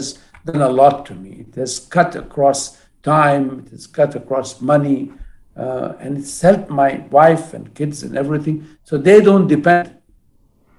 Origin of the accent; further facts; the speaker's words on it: Jeddah, Makkah Province, Saudi Arabia; I'm from Jeddah